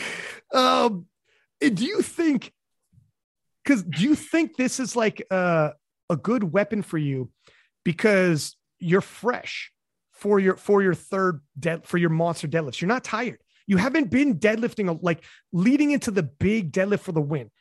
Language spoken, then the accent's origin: English; Canada; I'm from Canada